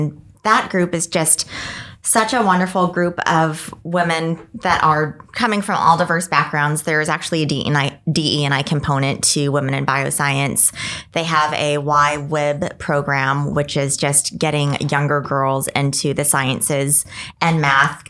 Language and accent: English; El Paso, Texas, United States; now in Washington, United States; I grew up in Texas, so we were not exposed to snow sports at all